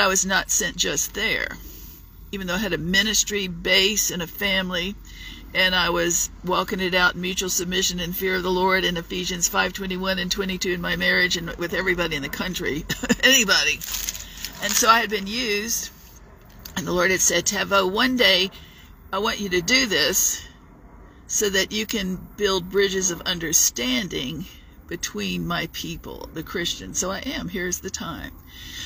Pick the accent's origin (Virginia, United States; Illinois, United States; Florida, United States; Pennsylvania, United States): Virginia, United States; Virginia Beach; moved away as an adult; also born or lived in Dallas-Fort Worth area, Texas / Charlotte region; now in Charlotte, United States; I was from Virginia Beach